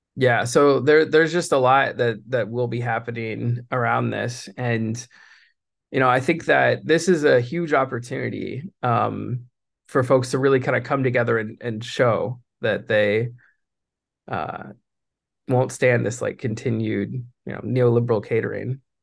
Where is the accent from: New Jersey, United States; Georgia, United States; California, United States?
California, United States; San Francisco; I was born in San Francisco